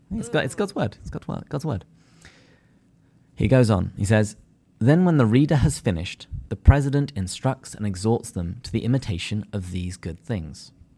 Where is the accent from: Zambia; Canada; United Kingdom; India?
United Kingdom; England; now in San Diego, United States; I'm too English.